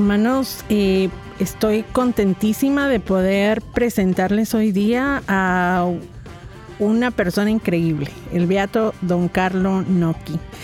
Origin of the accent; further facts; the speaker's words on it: Guatemala; Guatemala, de donde soy yo